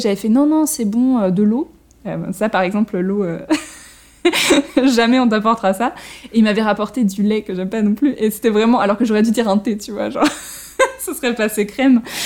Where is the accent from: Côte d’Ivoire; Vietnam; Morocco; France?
France; en tant que français